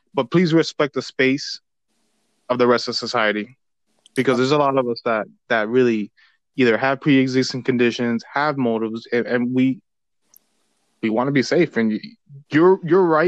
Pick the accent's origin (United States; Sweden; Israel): United States; we're both Americans. We're both born here